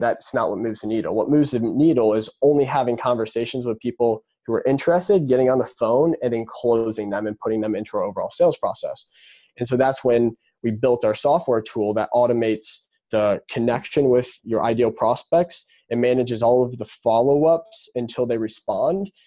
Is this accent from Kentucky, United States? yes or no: no; Indianapolis, Indiana, United States; I was born and raised in Indianapolis, Indiana